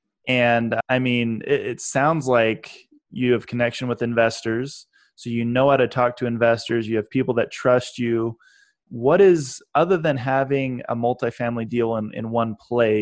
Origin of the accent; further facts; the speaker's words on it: Idaho, United States; I'm from Idaho, so I can say that kind of stuff because I'm a redneck at heart